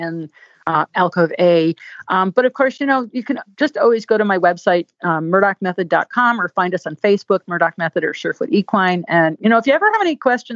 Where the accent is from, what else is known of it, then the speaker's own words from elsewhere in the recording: Connecticut, United States; moved away; I'm from Connecticut. I'm a New Englander.